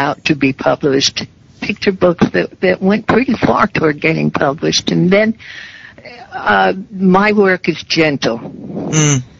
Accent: Mount Vernon, New York, United States; In Mount Vernon, New York.

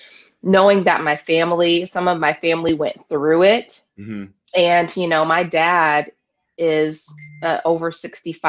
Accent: Omaha, Nebraska, United States; also born or lived in Tupelo, Mississippi; Originally I was born in Tupelo, Mississippi, but I've been in Nebraska since I was 7 years old

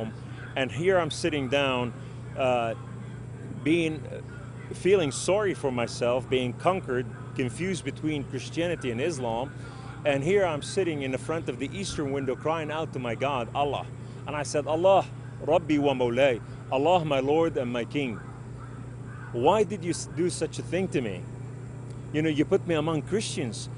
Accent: Beirut, Beirut Governorate, Lebanon; I was raised in Beirut, Lebanon, we were a poor family

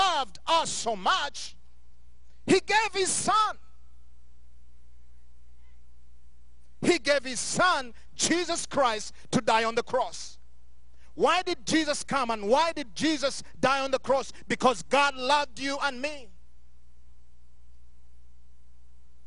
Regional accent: Uganda; now in Montrose, United States; growing up in Uganda, going through wars after wars

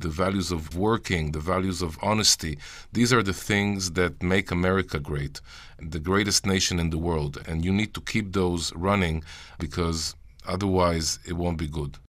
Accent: Jerusalem, Jerusalem District, Israel; As a kid growing up in Jerusalem and learning in a Jewish high school

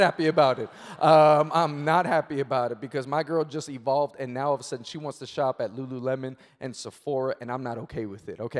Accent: New York City, New York, United States; I'm born and raised in Queens, New York

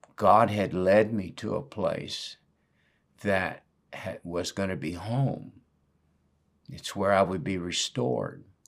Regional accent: Northwest, United States; moved away as an adult; I was raised in the Northwest

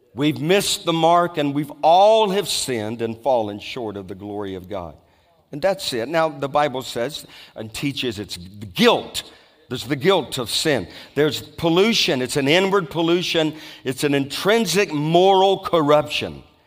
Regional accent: Louisiana, United States; I was brought up in Louisiana

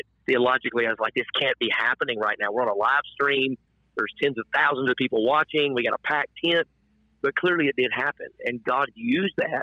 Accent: Nashville, Tennessee, United States; I was raised in Nashville

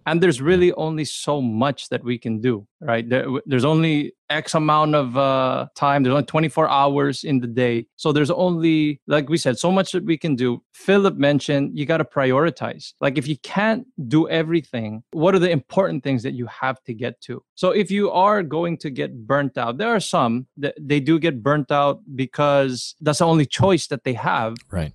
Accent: Los Angeles, California, United States; I grew up in the LA area

